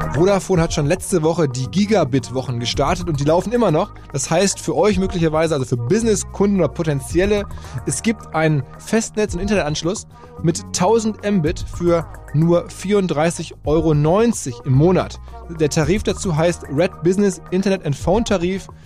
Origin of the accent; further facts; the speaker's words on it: Essen, North Rhine-Westphalia, Germany; Ich bin selber in Essen im Fußballverein quasi aufgewachsen